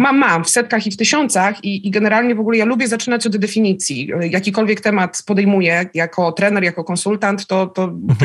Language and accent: Polish; Szczecin, West Pomeranian Voivodeship, Poland; born or raised there; also born or lived in Lublin